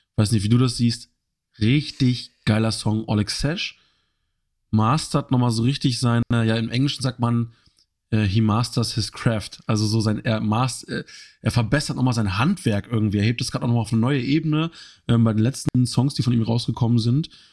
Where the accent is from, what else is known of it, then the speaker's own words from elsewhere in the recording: Germany; für uns als Deutsche